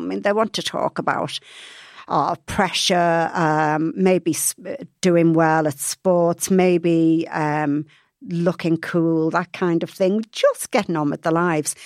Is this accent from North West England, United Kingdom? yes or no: yes; Liverpool, North West England, United Kingdom; moved away; I was brought up in Liverpool